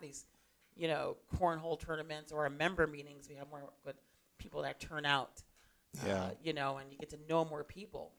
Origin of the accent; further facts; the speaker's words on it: New York, United States; now in Tucson, United States; I come from the East Coast, originally from New York